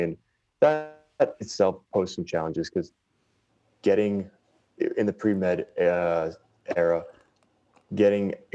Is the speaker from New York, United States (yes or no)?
yes; New York City, New York, United States; We were in Queens growing up in a two-bedroom house